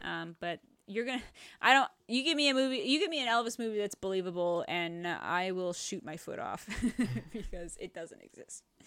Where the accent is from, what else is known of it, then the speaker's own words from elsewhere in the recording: Canada; we're Canadian